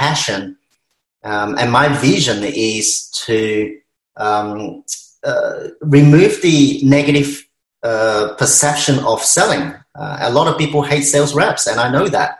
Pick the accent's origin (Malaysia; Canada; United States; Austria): Malaysia; now in Melbourne, Australia; I'm Malaysian Chinese